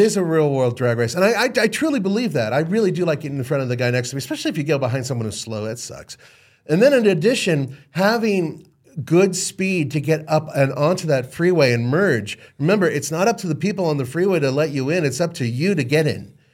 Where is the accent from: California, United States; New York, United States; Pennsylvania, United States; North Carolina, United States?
California, United States; Los Angeles; I grew up in Los Angeles